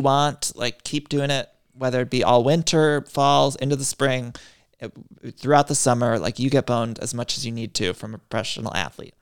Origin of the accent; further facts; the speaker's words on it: Northeast Ohio, United States; I'm from Northeast Ohio